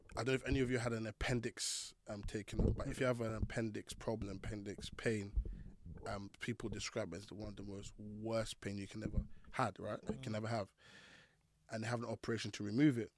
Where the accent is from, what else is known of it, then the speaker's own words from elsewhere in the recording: Croydon, London, United Kingdom; Growing up in Fort Neath Croydon, it's not the easiest place to live